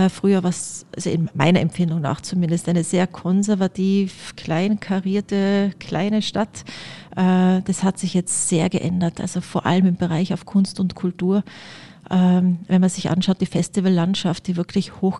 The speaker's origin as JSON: {"language": "German", "town": "Innsbruck", "region": "Tyrol", "country": "Austria", "tie": "born or raised there", "said": "Also ich bin äh, am, direkt am Inn aufgewachsen, am Rande des Olympischen Dorfes komplett im Grünen"}